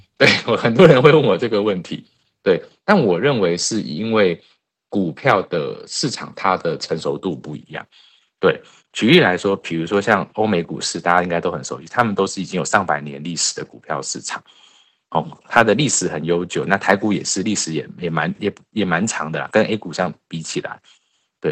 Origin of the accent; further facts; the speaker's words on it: Taiwan; moved away; 我们台湾人